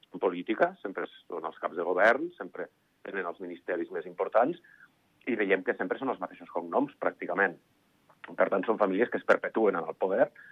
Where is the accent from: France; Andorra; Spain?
Andorra; nosaltres som un país de serveis